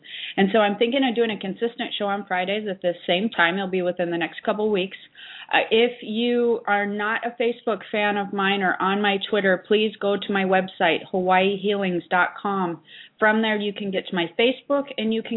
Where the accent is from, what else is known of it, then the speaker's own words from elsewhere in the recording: United States; I'm actually from near there